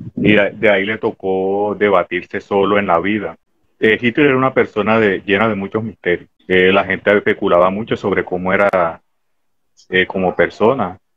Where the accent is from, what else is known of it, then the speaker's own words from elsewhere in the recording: Barranco de Loba, Bolívar, Colombia; soy de Barranco de Loba, igual que el amigo Calle